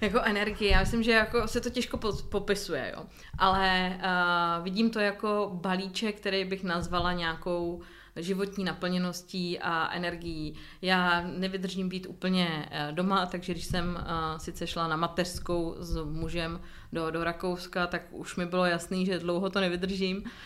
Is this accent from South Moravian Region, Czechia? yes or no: no; Teplice, Ústí nad Labem Region, Czechia; Já pocházím z Teplic, z města g-, lázeňského, kde se léčily děti s dětskou mozkovou obrnou